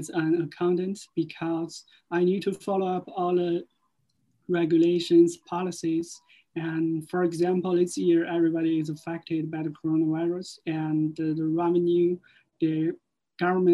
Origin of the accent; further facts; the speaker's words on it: China; moved away as an adult; now in Cork, Ireland; I'm from China. I have been in Ireland for more than 4 years